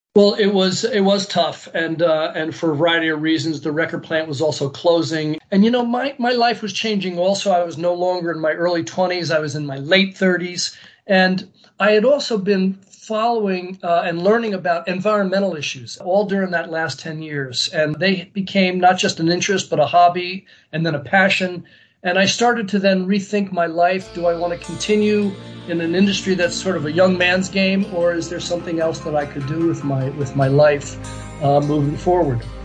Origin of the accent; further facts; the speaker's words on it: United States; I was American, you know, I was a re- real American to them.